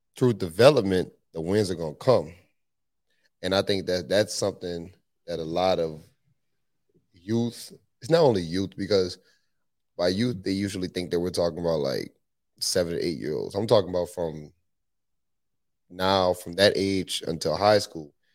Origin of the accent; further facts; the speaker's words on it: New Orleans, Louisiana, United States; moved away as an adult; also born or lived in Tulsa, Oklahoma; I'm from New Orleans, Louisiana, born and raised